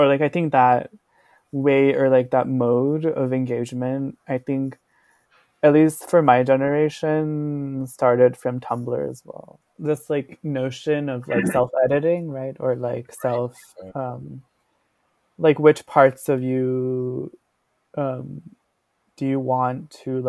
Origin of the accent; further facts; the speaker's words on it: Ahmedabad, Gujarat, India; moved away as an adult; now in New Haven, United States; I grew up in India, in Gujarat, in this town called Ahmedabad. And then I was born and brought up there.